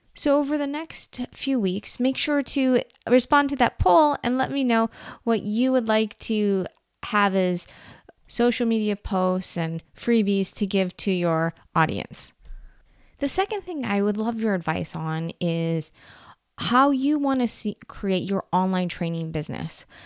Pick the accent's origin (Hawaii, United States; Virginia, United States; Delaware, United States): Hawaii, United States; I'm from Hawaii